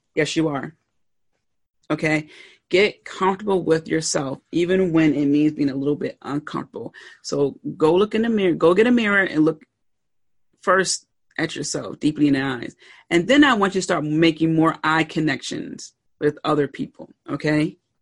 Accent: Pennsylvania, United States; I grew up in Pennsylvania, the north

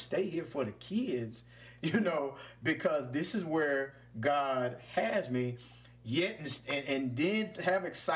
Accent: Louisville, Mississippi, United States; the old bakeries I had when I coming up in Louisville, Mississippi. Shout out to my hometown

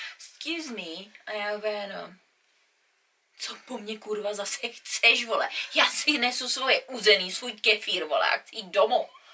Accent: Czechia; moved away; jsem Čech

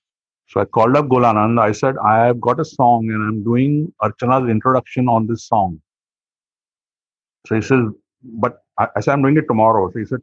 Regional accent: Mumbai, Maharashtra, India; I was from Bombay and my neighbors were all filmmakers, commercial filmmakers.

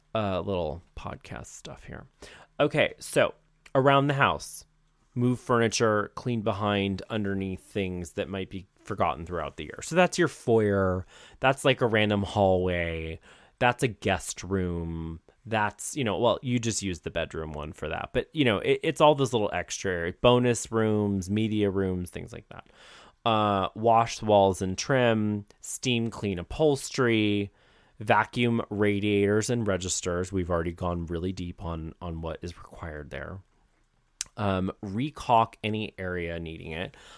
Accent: Ohio, United States; moved away; I'm from Ohio

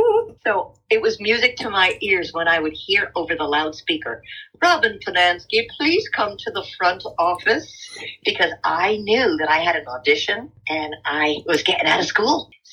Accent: New Jersey, United States; also born or lived in New York City; now in West Coast, United States; I grew up in a little town in New Jersey, about 9 miles out of New York City, and I was a child actress, so I don't necessarily feel like a Jersey girl as much as a New Yorker

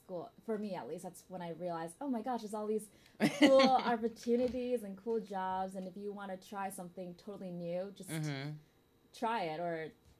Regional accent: Michigan, United States; now in San Francisco, United States; From Michigan.

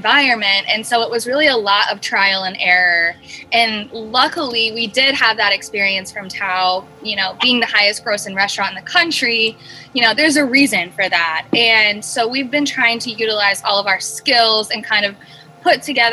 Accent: Ohio, United States; moved away as an adult; now in Los Angeles, United States; I'm originally from Ohio. I actually moved to LA about 6 years ago

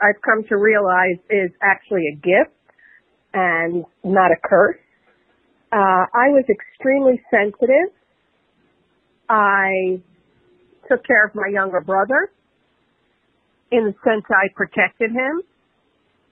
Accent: New York City, New York, United States; also born or lived in Queens, New York City; I'm from the Bronx in New York City originally. During the age of when rap was just coming of age, we moved to another borough of Queens

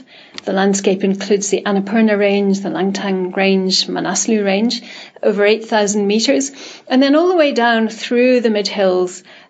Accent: Edinburgh, Scotland, United Kingdom; moved away as an adult; also born or lived in Africa / Nepal; now in Washington, D.C., United States; I'm originally from Edinburgh in the UK, but I actually have not lived there for a long time. I spent a while working in Africa before I came to the US to join WWF. And then for 5 years, more recently, I was working in Nepal

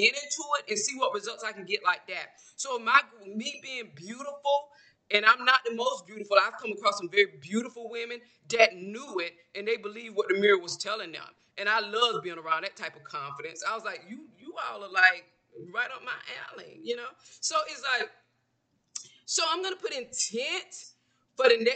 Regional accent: a small town in Georgia, United States; I'm from Georgia, a small town in Georgia. So I grew up around women

